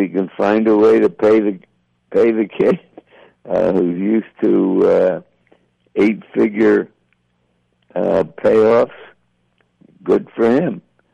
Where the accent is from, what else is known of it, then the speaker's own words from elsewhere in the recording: Philadelphia, Pennsylvania, United States; moved away as an adult; also born or lived in New York; now in Santa Monica, United States; once upon a time, I was a lad from Philadelphia.